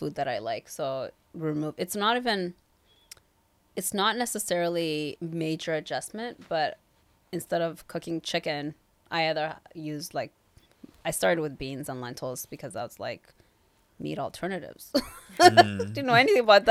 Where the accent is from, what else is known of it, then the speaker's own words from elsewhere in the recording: Kenya; also born or lived in Toronto, Canada; now in Vancouver, Canada; I grew up in Kenya